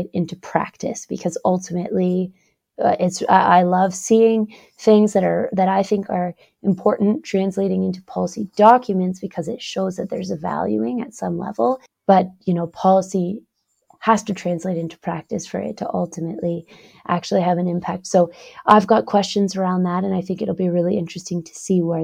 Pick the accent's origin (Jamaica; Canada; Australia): Canada; I'm Canadian. I spend most of my time in Canada, but I am now here doing some research in Norway